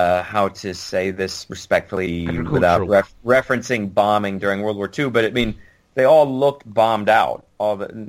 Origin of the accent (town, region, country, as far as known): United States; moved away as an adult; also born or lived in England